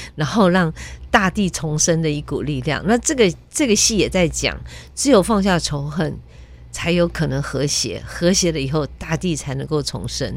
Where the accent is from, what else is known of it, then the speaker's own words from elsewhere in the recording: Taiwan; also born or lived in Quanzhou (ancestry); 我们这一代身上又有中华文化，又有台湾的在地的文化，然后最重要的是我们这个地方是自由的